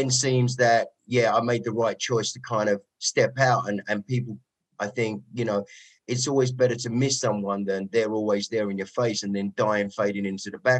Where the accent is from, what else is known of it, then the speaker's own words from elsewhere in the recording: London, United Kingdom; accent: Cockney; moved away as an adult; now in Los Angeles, United States; Suburb of East London, on the verge of borders of Dagenham, a place called Goodmayes, Ilford.